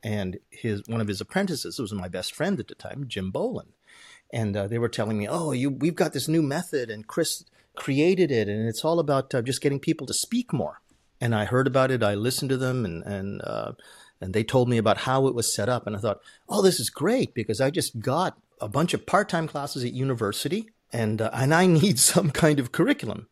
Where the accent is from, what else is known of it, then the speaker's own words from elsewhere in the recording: Canada; English is a second language; moved away as an adult; now in Japan; I spoke as a Canadian